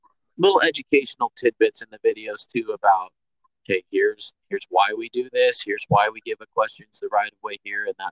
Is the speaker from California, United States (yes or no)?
yes; Bay Area, California, United States; moved away; I grew up in the Bay Area where mountain biking was born